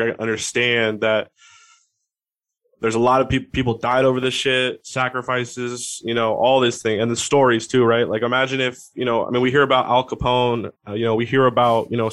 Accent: Seattle, Washington, United States; I'm from Seattle. I'm up here in Seattle

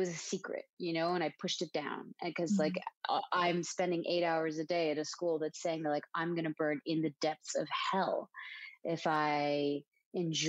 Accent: Dhahran, Eastern Province, Saudi Arabia; moved away as an adult; now in Los Angeles, United States; I'm from Saudi Arabia. I was born and raised there. I grew up in such an interesting place called Saudi Aramco

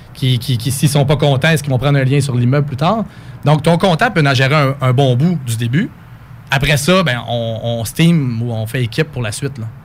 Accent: Coaticook, Quebec, Canada; moved away as an adult; also born or lived in Sherbrooke; now in Quebec City, Canada; je viens de Quaticook en Estrie, la crème glacée

